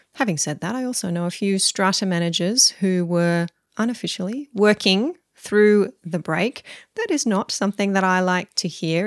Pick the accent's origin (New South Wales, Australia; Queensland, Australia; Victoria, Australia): New South Wales, Australia; Mudgee; my hometown of Mudgee